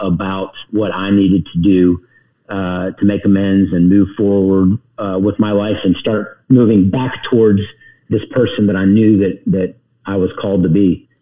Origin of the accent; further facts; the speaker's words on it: Charlotte, North Carolina, United States; also born or lived in Youngstown, Ohio; I grew up in the South. I claim the South